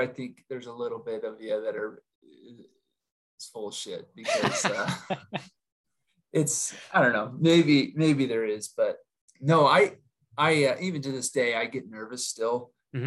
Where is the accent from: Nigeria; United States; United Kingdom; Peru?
United States; Utah; I was born and raised in Utah